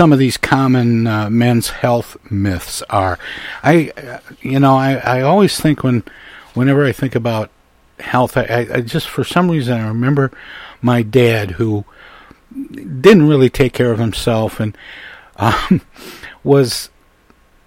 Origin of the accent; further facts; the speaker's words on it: Midwest, United States; I'm born and raised in the Midwest